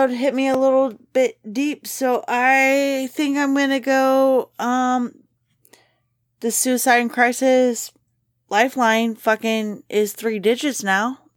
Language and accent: English; Kentucky, United States; Because I'm from Kentucky